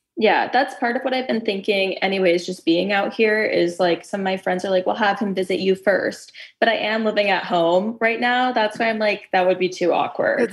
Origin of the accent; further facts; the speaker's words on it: Southern California, United States; moved away as an adult; also born or lived in Colorado; I just moved back to my hometown in Southern California after living in Colorado for college and then post college